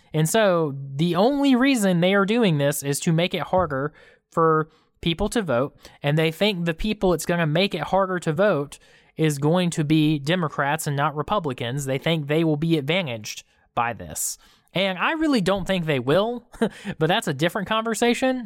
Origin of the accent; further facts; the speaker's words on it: Georgia, United States; we're from Georgia.